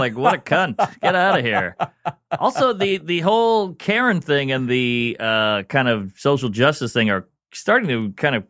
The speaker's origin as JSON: {"language": "English", "town": "New Orleans", "region": "Louisiana", "country": "United States", "tie": "born or raised there", "lives_now": "New York, United States", "said": "New Orleans. I'm born and raised in New Orleans, Louisiana, and then I've been in New York for like 15 years."}